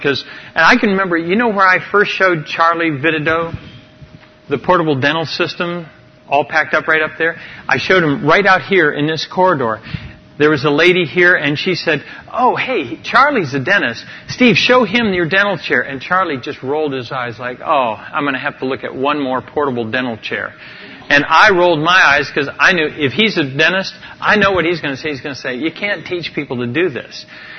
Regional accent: Amazon region, Ecuador; I grew up in the Amazon jungle where we had no spices.

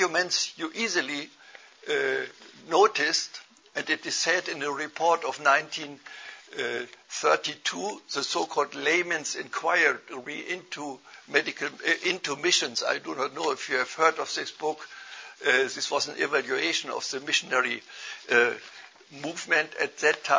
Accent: Germany; accent: German; English is a second language; moved away as an adult; also born or lived in India; My accent gives me away. I'm a German. But I have not lived in Germany all the way, but I have been missionary in India for several years

